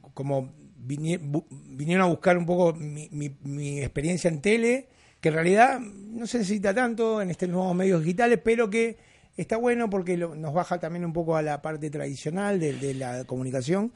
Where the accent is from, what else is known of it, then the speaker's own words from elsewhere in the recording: Uruguay; moved away; yo vengo de Uruguay